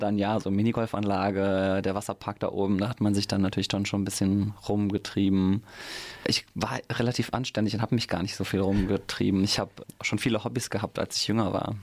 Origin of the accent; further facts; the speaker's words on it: Mainz, Rhineland-Palatinate, Germany; ich bin in Münchfeld geboren, wohne mittlerweile in Gonsenheim und bin hier um die Ecke sogar zur Schule gegangen, aufs Theresianum